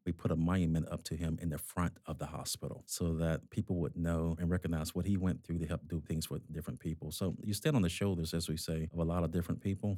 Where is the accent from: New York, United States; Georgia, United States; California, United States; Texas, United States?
Georgia, United States; accent: South South, South Boston; moved away as an adult; now in Massachusetts, United States; I'm originally from Georgia